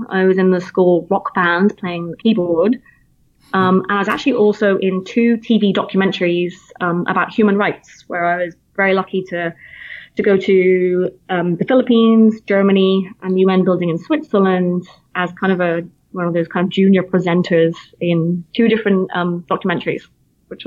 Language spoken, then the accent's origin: English; Plymouth, South West England, United Kingdom; accent: British; moved away as an adult; now in United States; I'm from Plymouth originally, which is in the southwest coastline.